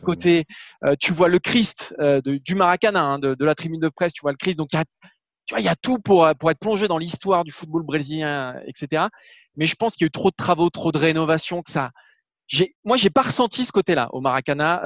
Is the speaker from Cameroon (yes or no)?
no; Bordeaux, Nouvelle-Aquitaine, France; je suis de Bordeaux